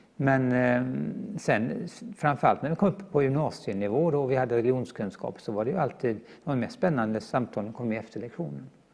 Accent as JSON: {"language": "Swedish", "town": "Gothenburg", "region": "Västra Götaland", "country": "Sweden", "tie": "born or raised there", "said": "är född och uppvuxen i Göteborg"}